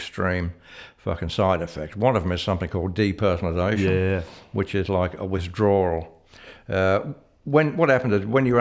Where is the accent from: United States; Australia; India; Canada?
Australia; Sydney, New South Wales; also born or lived in Clapham, London; now in London, United Kingdom; I'm from Sydney